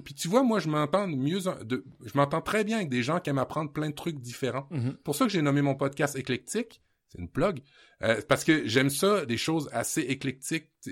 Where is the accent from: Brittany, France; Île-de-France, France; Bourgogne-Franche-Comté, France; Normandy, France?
Normandy, France; je suis d'origine normande en France